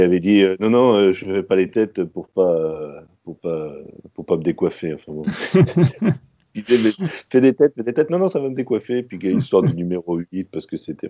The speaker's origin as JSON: {"language": "French", "country": "France", "said": "en tant que Français"}